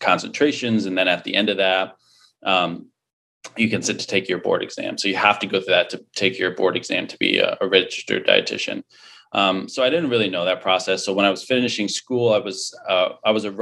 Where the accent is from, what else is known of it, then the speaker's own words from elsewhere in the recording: Connecticut, United States; moved away; I was born and raised in Connecticut. So I'm an East Coast guy originally.